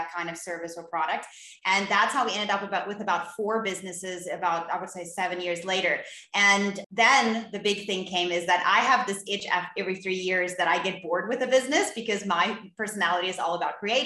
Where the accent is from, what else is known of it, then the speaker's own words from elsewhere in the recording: Cape Town, Western Cape, South Africa; I'm from Cape Town in South Africa